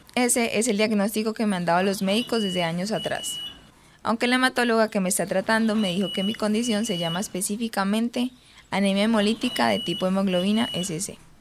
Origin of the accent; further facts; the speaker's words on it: Pitalito, Huila, Colombia; now in Medellín, Colombia; actualmente vivo en Medellín pero soy de Pitalito, un municipio del Huila.